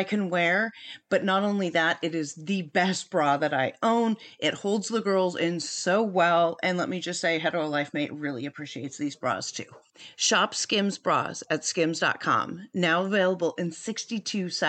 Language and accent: English; San Francisco Bay Area, California, United States; I am also from the San Francisco Bay Area